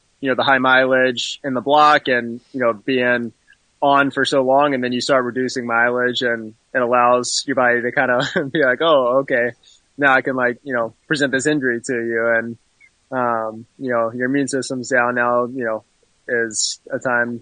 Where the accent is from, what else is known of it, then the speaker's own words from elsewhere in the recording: Birmingham, Alabama, United States; moved away as an adult; also born or lived in Greenville, South Carolina; now in Michigan, United States; I'm from Birmingham, Alabama. Grew up, you know, running in high school